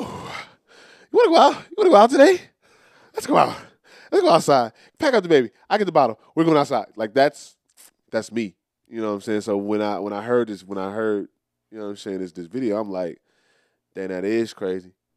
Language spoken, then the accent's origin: English; United States; I am an American. It's on, it's, it's on my, it's on my birth certificate